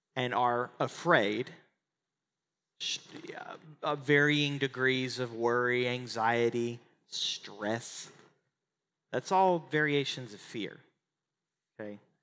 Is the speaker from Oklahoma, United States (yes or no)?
yes; Oklahoma, United States; moved away as an adult; now in Texas, United States; I grew up in Oklahoma and I live in Texas.